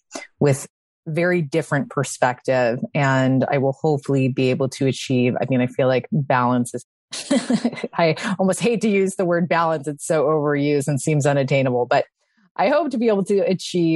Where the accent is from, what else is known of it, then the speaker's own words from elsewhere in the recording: Chicago, Illinois, United States; now in San Diego, United States; I live in San Diego, but I am formerly from Chicago